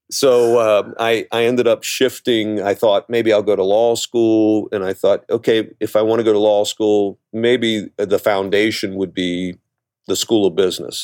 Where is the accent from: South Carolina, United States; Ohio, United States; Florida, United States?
Ohio, United States; Cincinnati; growing up in Cincinnati, I grew up in the s, eh, you know, went to school in the seventies